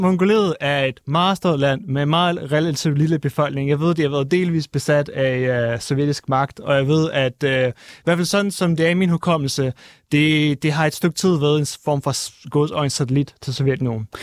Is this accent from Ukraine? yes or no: yes; Kyiv, Ukraine; moved away; also born or lived in Crimea; jeg er født i Kiev og boet på Krim og er kommet fra et øh, russisk familie